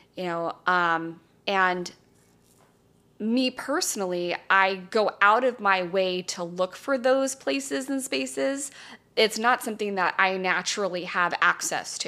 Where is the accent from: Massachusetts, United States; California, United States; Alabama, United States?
California, United States; Calabasas; I grew up in Calabasas, California, my very charmed life.